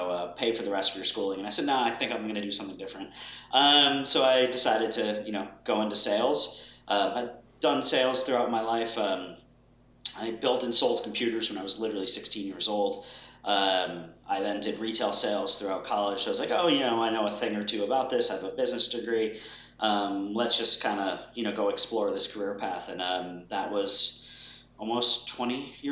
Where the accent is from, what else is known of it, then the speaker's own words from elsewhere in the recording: Boston, Massachusetts, United States; I grew up in Boston